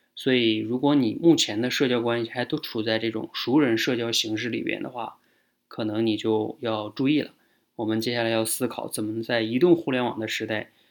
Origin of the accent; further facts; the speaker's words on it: Northeast China, China; 像我们是东北的哈